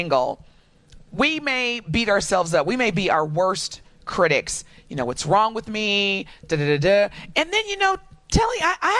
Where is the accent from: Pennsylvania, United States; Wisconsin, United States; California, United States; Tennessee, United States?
Wisconsin, United States; Milwaukee; I'm from Milwaukee